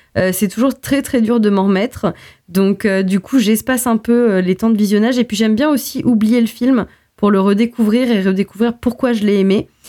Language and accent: French; Portugal; en tant que portugaise